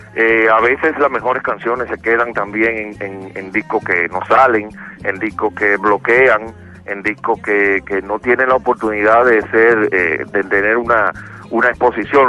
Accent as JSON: {"language": "Spanish", "country": "Dominican Republic", "said": "soy un negrito caribeño de República Dominicana"}